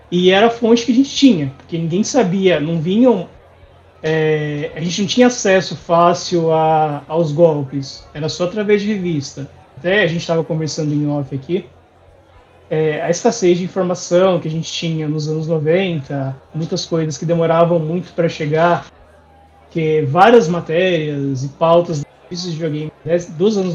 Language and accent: Portuguese; Santo André, São Paulo, Brazil; eu sou de Santo André, aqui